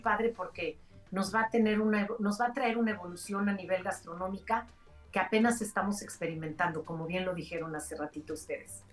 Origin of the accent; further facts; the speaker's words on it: Mexico; yo la única mexicana ahí